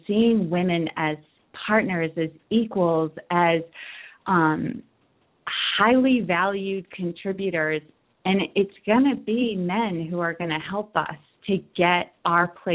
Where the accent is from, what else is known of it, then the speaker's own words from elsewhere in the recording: Worcester, Massachusetts, United States; I grew up in Worcester, Massachusetts